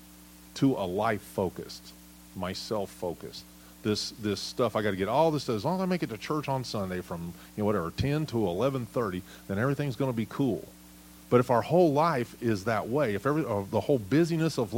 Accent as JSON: {"language": "English", "country": "United States", "said": "as American citizens"}